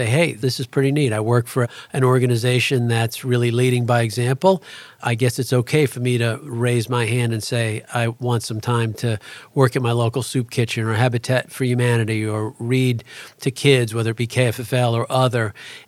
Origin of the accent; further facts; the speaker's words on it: Astoria, New York, United States; And it's how we grew up in Astoria, Queens.